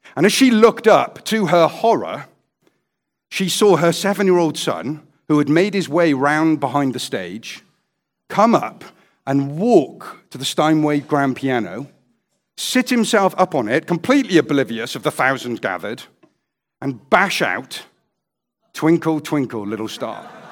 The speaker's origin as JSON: {"language": "English", "region": "Wales", "country": "United Kingdom", "said": "I'm a Welshman"}